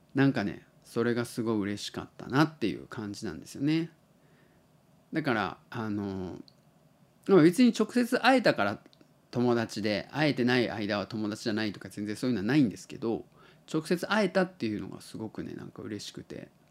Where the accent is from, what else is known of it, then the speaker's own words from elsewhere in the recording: Tottori, Japan; 僕が鳥取生まれ